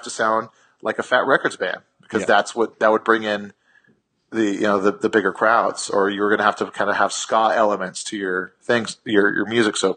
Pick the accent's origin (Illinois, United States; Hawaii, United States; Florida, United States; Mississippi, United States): Hawaii, United States; Kailua; moved away; my town in Kailua